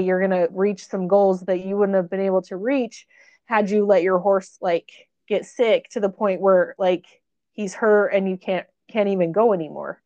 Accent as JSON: {"language": "English", "town": "Burley", "region": "Idaho", "country": "United States", "tie": "born or raised there", "said": "burley idaho my hometown"}